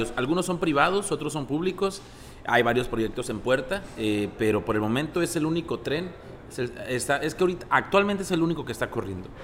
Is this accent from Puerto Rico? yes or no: no; Genaro Estrada, Sinaloa, Mexico; also born or lived in Ocoroni, Sinaloa / Los Mochis, Sinaloa; nací en Ocoroni, Sinaloa. Orgulloso. Crecí en Genaro Estrada